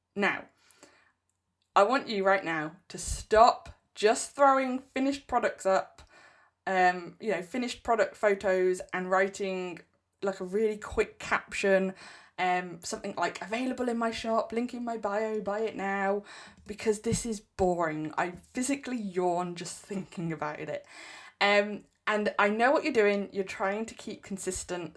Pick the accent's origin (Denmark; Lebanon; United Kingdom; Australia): United Kingdom; England; I'm English.